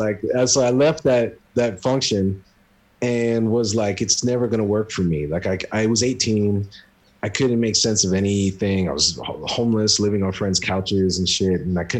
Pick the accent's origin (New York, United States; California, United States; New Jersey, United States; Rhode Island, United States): Rhode Island, United States; Esmond; I grew up in Esmond, Rhode Island, which is like outskirts of Providence.